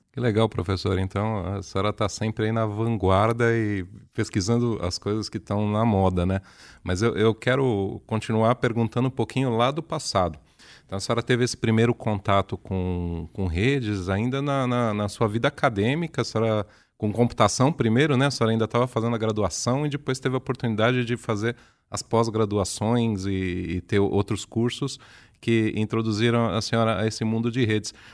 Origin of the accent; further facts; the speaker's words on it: São Paulo, Brazil; accent: paulistano; um sotaque diferente aqui do nosso sotaque paulistano